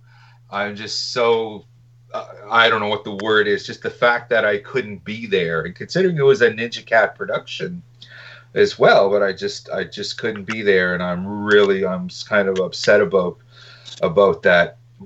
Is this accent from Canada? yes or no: yes; Canada; I think you undercharged me because I'm Canadian.